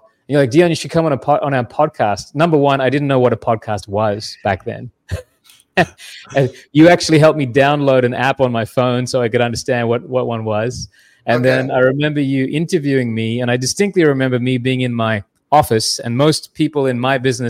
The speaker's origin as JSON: {"language": "English", "country": "Australia", "lives_now": "Canada", "said": "Yeah. I am Australian. That's why I named my company Kanga Mortgage. Easy to remember. But yeah, I spent most of my life in Canada, and I married a Canadian, which brought me to Canada, Durham region in particular."}